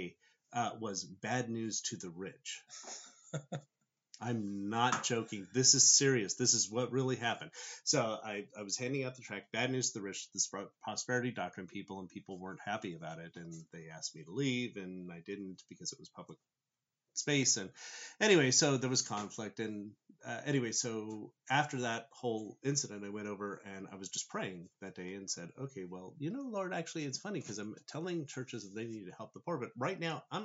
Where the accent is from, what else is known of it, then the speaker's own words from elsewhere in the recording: Southern California, United States; I grew up in Southern California